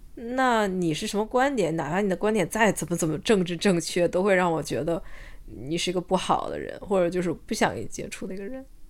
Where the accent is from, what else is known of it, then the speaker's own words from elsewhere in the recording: China; now in Australia; 我是中国人，而且我，嗯，我觉得这件事我很自豪